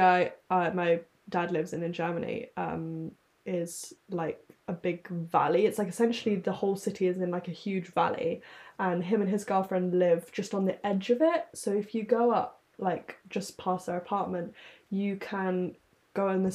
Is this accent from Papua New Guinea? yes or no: no; London, United Kingdom; I grew up in London